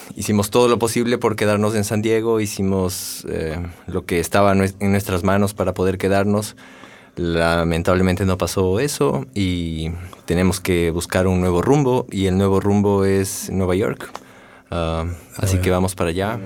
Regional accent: Ecuador; moved away as an adult; ahí hasta mis 23, 24 años

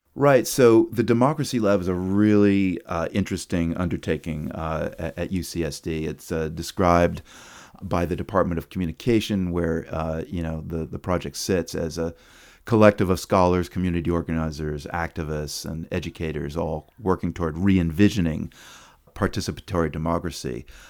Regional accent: Chapel Hill, North Carolina, United States; also born or lived in New York City; We moved from New York City when I was, uh, six to North Carolina. And although Chapel Hill was a university town

